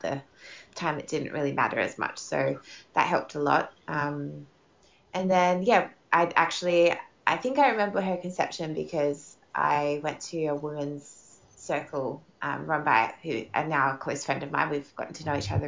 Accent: Sydney, New South Wales, Australia; moved away as an adult; also born or lived in Darwin; now in Perth, Australia; I'm from Sydney, actually, and I lived in Darwin for 3 years. I moved there when I was 25

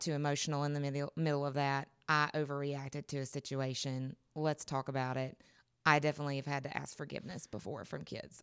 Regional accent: North Carolina, United States; I'm originally from North Carolina, western half of the state

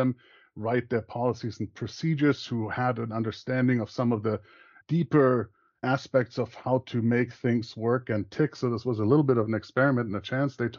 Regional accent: Bavaria, Germany; English is a second language; moved away as an adult; also born or lived in Montana, United States; now in Tallahassee, United States; I grew up in a small Bavarian village

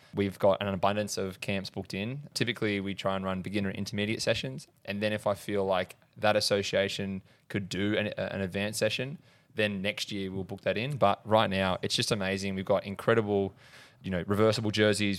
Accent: Horsham, Victoria, Australia; I grew up in Horsham, Country

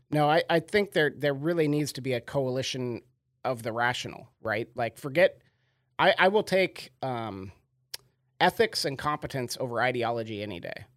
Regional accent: Sequim, Washington, United States; I grew up on a farm in a terribly small town

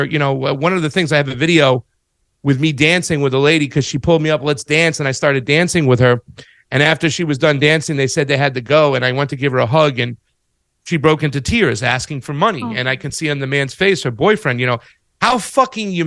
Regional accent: United States; I'm American

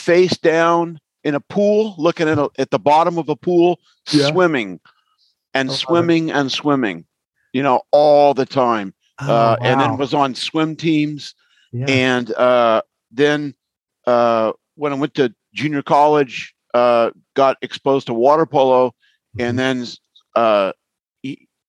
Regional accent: Ventura County, California, United States; I'm from the Ventura County area

